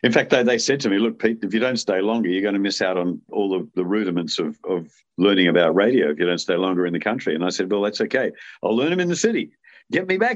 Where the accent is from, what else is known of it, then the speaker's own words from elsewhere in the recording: Brisbane, Queensland, Australia; we were so blessed living in Brisbane